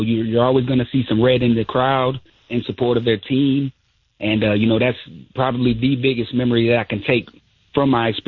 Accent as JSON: {"language": "English", "town": "Fostoria", "region": "Ohio", "country": "United States", "said": "I'm from Fostoria, Ohio."}